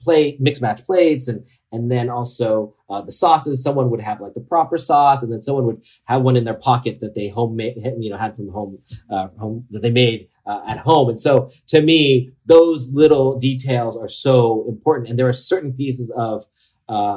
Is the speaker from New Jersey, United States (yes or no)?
no; the Bay Area, California, United States; moved away as an adult; also born or lived in Los Angeles; growing up in the Bay Area